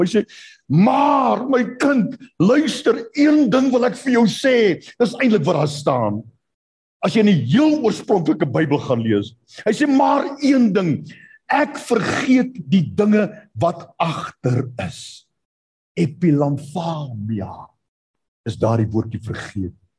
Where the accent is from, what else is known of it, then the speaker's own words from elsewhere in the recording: South Africa; Ek het daar in Bosel waar ek groot geword